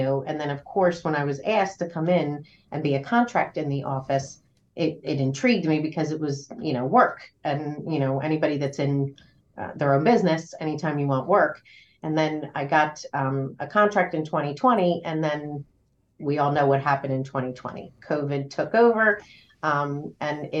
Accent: Trenton, New Jersey, United States; also born or lived in Ewing, New Jersey; I've lived in this area my whole life. So I grew up in Trenton and moved to Ewing when I was about 16, 17.

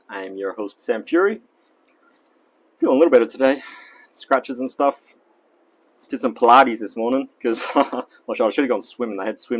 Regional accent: Australia; accent: Australian; But today, I guess my American accent has shown through. I mean, my Australian accent.

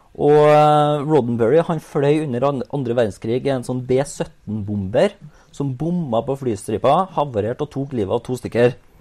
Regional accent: Trøndelag, Norway; jeg som trønder

